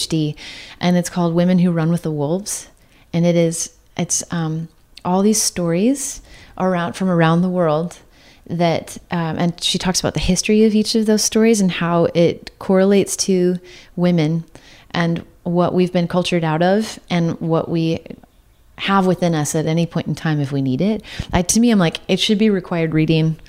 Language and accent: English; Santa Cruz County, Northern California, United States; I grew up in Northern California most of my life, but uh, which was an odd combo to like grow up in Santa Cruz County